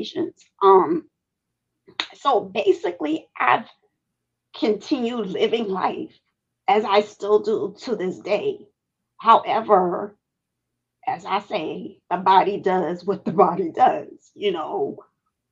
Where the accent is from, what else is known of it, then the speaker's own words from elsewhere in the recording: New York City, New York, United States; I grew up in Brighton Beach, Brooklyn, New York